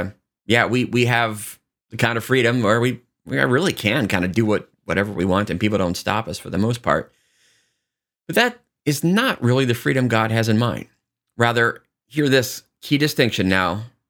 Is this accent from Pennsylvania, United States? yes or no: no; Lansing, Kansas, United States; I grew up in Lansing, Kansas, where the state prison is at and, you know, lived, you know, about a mile away from the prison.